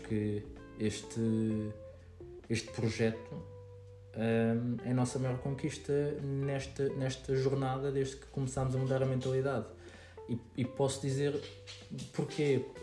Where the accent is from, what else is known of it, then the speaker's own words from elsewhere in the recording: Queluz, Lisbon, Portugal; sou de, do Monte Abrão, de Queluz